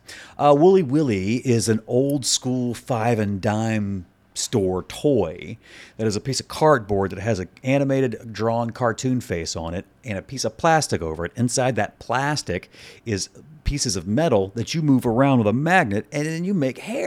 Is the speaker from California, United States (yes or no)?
no; Mississippi, United States; I grew up in Mississippi, and my family's from a place called Quitman, Mississippi.